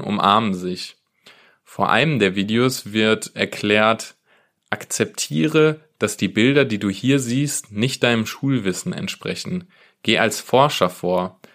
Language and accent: German; Wesel, North Rhine-Westphalia, Germany; Ich komme selbst ursprünglich aus Wesel